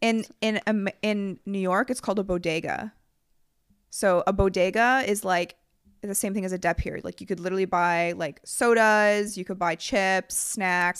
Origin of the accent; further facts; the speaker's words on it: Canada; we're from Canada